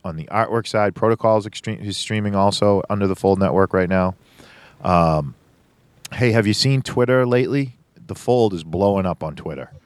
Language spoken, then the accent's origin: English; Boston, Massachusetts, United States; I'm from Boston